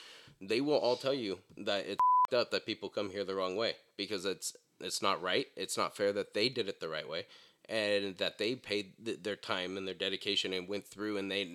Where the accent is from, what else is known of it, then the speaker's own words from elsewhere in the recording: United States; I am also Native American, so I really don't give a shit about that. I'm an American. I live here. I was born here.